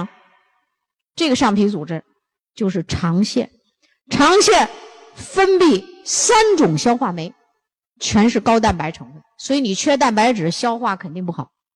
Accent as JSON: {"language": "Chinese", "region": "Northeast China", "country": "China", "said": "咱们东北人吃的咸"}